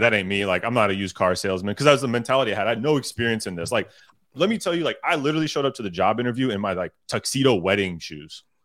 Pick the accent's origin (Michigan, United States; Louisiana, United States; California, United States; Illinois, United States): California, United States; Sacramento; I'm originally from Sacramento, California.